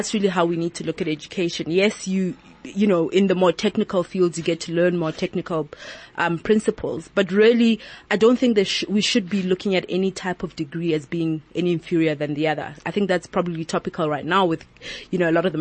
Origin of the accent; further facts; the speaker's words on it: Lesotho; moved away; also born or lived in Johannesburg, South Africa / Cape Town, South Africa; I originally come from Lesotho. I was raised in Lesotho